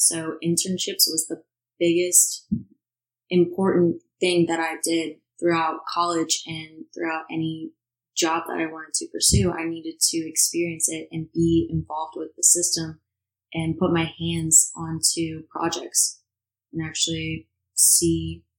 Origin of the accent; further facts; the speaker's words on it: Virginia Beach, Virginia, United States; moved away as an adult; I'm 23 years old. I came from Virginia Beach, Virginia, moved to New Jersey about a year and a half ago